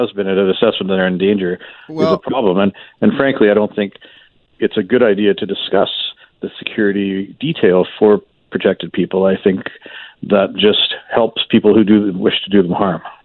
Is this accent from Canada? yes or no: yes; Canada; as a Canadian taxpayer